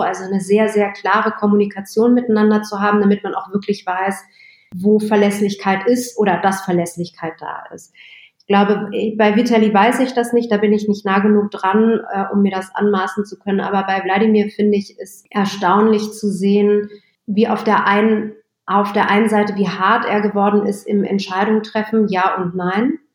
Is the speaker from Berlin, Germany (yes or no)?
yes; Berlin, Germany; Ich bin in Westberlin groß geworden